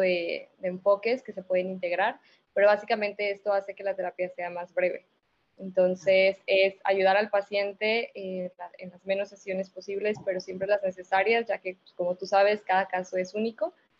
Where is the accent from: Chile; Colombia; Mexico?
Mexico; San Luis Potosí; moved away as an adult; now in Monterrey, Mexico; yo soy originaria de San Luis, y pues me vine acá a Monterrey a la maestría